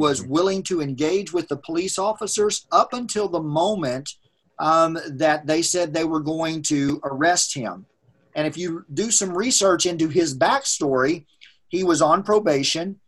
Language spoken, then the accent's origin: English; United States; as a white man growing up in America